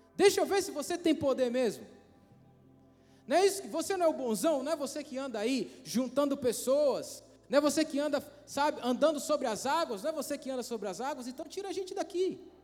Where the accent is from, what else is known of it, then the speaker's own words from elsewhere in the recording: Brazil; eu não aceito isso como brasileiro